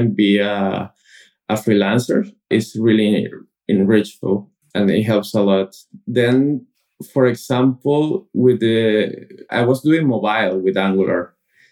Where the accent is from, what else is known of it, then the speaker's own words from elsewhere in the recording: Caracas, Capital District, Venezuela; first language Spanish; English is a second language; moved away as an adult; now in Barcelona, Spain; I'm from Caracas, Venezuela